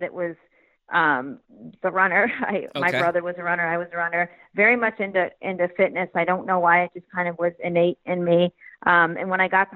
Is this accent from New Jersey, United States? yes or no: no; Glen Ellyn, Illinois, United States; also born or lived in Florida; I grew up in Chicago, a suburb called Glen Ellyn outside of the city.